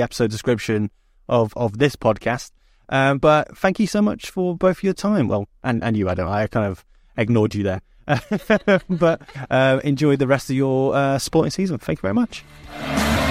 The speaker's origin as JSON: {"language": "English", "town": "Nottingham", "region": "East Midlands", "country": "United Kingdom", "tie": "born or raised there", "said": "I'm a Nottingham lad"}